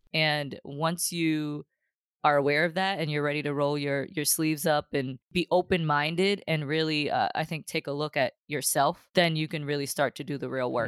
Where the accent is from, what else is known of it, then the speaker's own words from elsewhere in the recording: Boston, Massachusetts, United States; I grew up in Dorchester